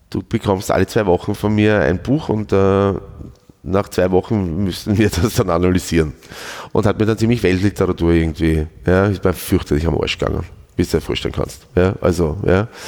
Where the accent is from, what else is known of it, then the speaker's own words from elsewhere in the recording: Schwechat, Lower Austria, Austria; Ich bin aus Schwächert.